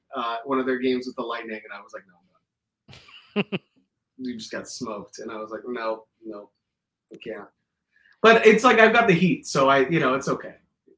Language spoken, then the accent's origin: English; Miami, Florida, United States; Growing up in Miami, routing out is easy, bro, because like you're coming from the furthest south.